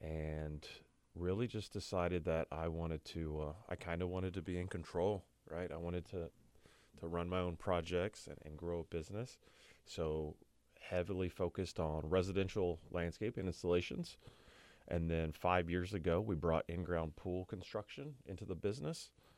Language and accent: English; Scottsburg, Indiana, United States; also born or lived in Muncie, Indiana; I was born in Scottsburg, Indiana.